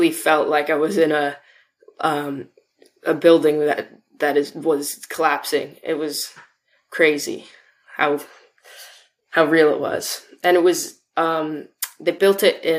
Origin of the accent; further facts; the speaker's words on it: Vancouver, British Columbia, Canada; I am from Vancouver, BC.